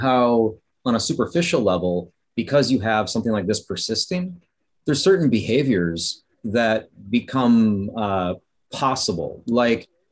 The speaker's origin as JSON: {"language": "English", "region": "Wisconsin", "country": "United States", "moved": "yes", "said": "I'm from Wisconsin"}